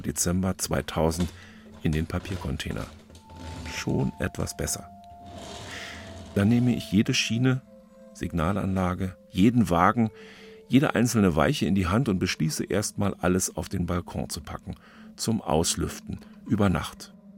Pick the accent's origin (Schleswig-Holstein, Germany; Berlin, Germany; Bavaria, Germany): Berlin, Germany; als Berliner Junge